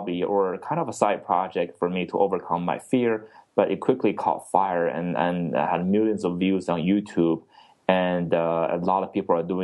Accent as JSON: {"language": "English", "country": "China", "tie": "born or raised there", "moved": "yes", "lives_now": "Texas, United States", "said": "I grew up in China"}